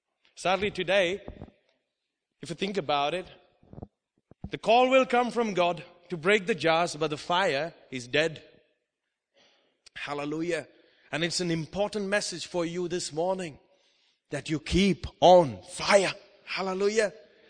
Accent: India; also born or lived in Oman; Because I come from India, I know all about it.

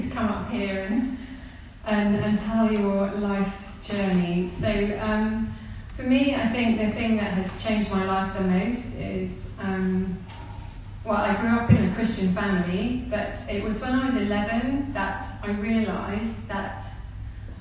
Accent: Kent, South East England, United Kingdom; moved away as an adult; also born or lived in India / Manchester / Leicester / Nepal; now in Burundi; I was born in India, but I was only there till I was four. We came back to the UK, and I grew up in Kent, two different places in Kent

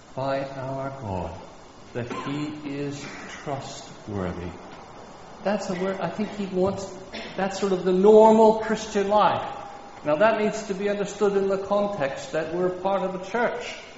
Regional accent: Kansas, United States; moved away; where I grew up in Kansas

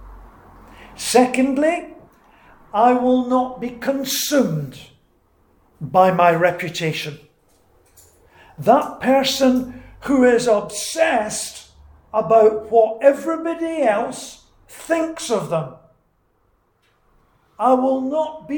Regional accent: Scotland, United Kingdom; moved away; I'm Scottish

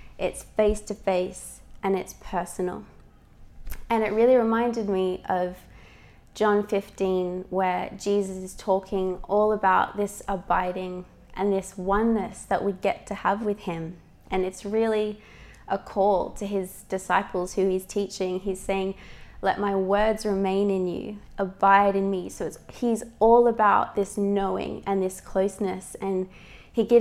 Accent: Australia; moved away; I'm Australian, if you ever wonder about my accent.

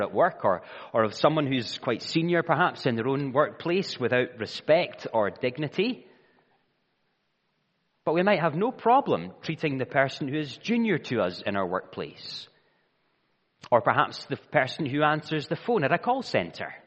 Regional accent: Scotland, United Kingdom; I am Scottish because I was born in Scotland

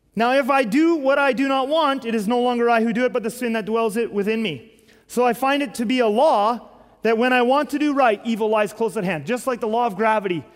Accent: Canada; our country, Canada

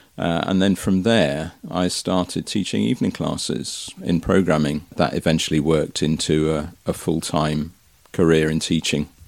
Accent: Marston Magna, South West England, United Kingdom; also born or lived in Twickenham; moved to Somerset when I was five, a place called Marston Magna. And I've lived in Somerset ever since

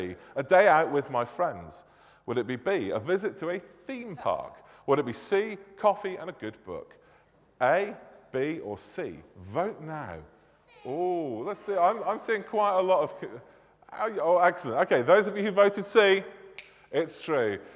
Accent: Manchester, North West England, United Kingdom; accent: northern; moved away; I am indeed from God's second city, Manchester

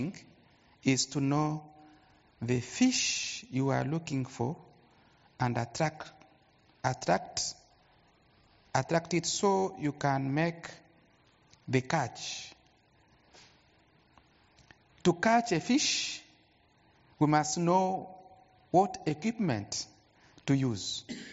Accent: Goma, North Kivu, DR Congo; I'm from Congo, that's Goma.

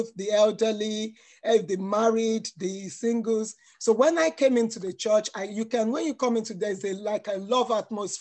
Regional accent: Nigeria; now in United Kingdom; Born in Nigeria, but I'm a British citizen

